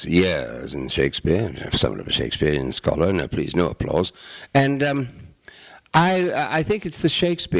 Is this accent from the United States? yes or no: yes; United States; they're not really as steeped in the bard as we American actors are